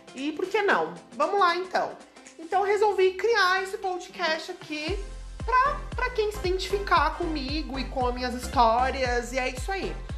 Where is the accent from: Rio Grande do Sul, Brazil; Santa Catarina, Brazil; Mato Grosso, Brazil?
Santa Catarina, Brazil; Criciúma; sou de Criciúma, Santa Catarina